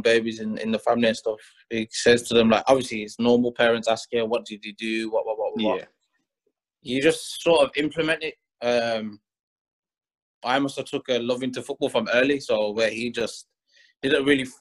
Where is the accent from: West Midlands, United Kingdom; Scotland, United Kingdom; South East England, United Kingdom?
West Midlands, United Kingdom; Birmingham; moved away as an adult; now in Greece; I'm from Aston, I'm from Witton Road, I'm from Bradley Road, Church Lane